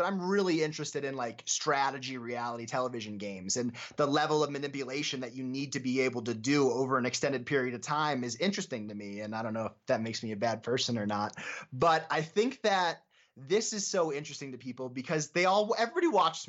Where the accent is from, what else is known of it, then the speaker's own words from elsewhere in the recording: Scranton, Pennsylvania, United States; I'm from Scranton, Pennsylvania, very close to like Binghamton and Albany and all those places.